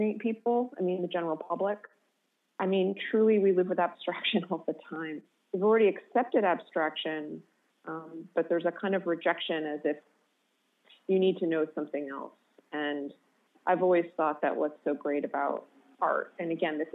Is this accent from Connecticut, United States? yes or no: yes; Connecticut, United States; I grew up in Connecticut